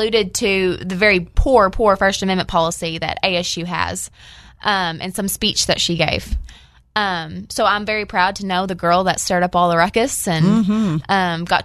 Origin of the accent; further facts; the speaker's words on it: Paragould, Arkansas, United States; now in Little Rock, United States; I'm from Paragould, Arkansas, northeast corner.